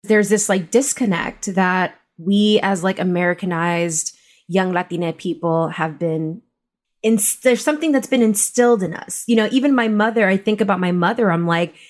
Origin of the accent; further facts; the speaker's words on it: upstate New York, United States; I grew up upstate where there was like five of us.